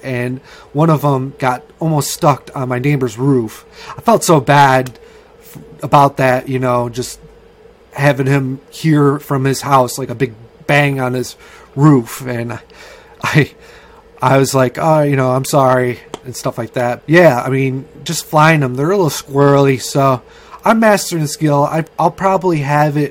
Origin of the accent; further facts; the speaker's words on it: United States; I'm an American